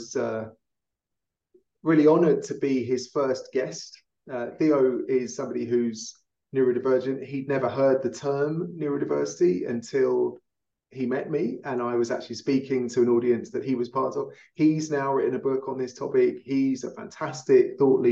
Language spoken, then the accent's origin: English; London, United Kingdom; now in Denver, United States; a Londoner living in Denver